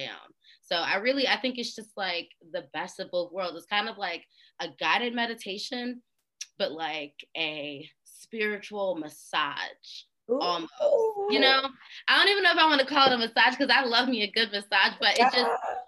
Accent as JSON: {"language": "English", "town": "Philadelphia", "region": "Pennsylvania", "country": "United States", "said": "I'm from Philly"}